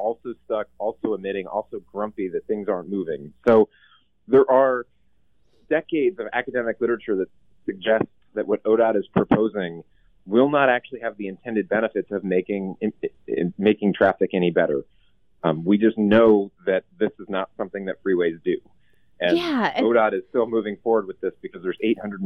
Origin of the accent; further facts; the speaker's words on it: Portland, Oregon, United States; I grew up here in Portland